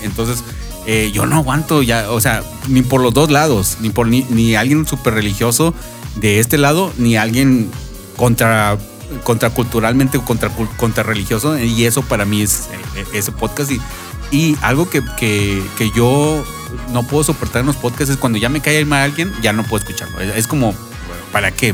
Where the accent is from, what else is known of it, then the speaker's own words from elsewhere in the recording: Monterrey, Nuevo León, Mexico; Yo soy fan de la radio desde como los 7, 8 años, allá en Monterrey. bueno, yo soy de Monterrey